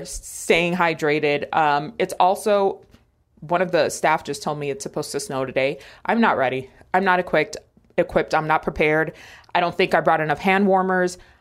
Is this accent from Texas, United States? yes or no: no; New York City, New York, United States; moved away; also born or lived in Miami, Florida; I grew up in Washington Heights.